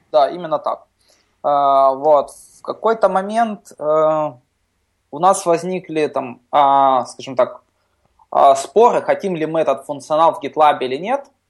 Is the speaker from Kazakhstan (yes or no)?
no; Ukraine; я из Украины